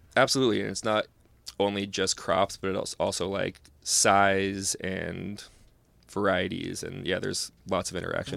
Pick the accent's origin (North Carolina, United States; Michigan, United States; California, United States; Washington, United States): California, United States; now in Portland, United States; growing up in California